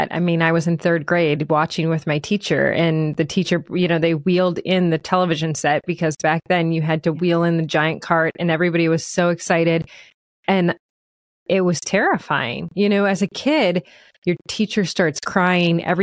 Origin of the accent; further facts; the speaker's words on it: Akron, Ohio, United States; I'm from Akron, Ohio